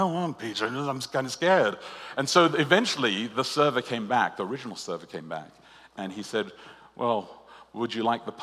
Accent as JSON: {"language": "English", "country": "Australia", "said": "I'm Australian"}